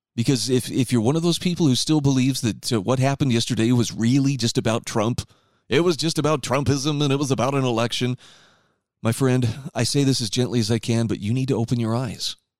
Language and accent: English; Utah, United States; my home state of Utah